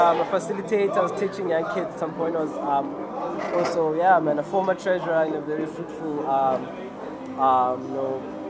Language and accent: English; Cape Town, Western Cape, South Africa; Then I grew up here in Cape Town.